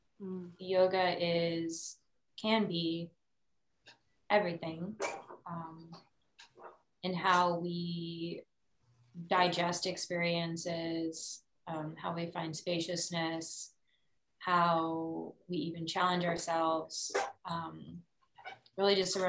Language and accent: English; Austin, Texas, United States; I'm originally from here, born and raised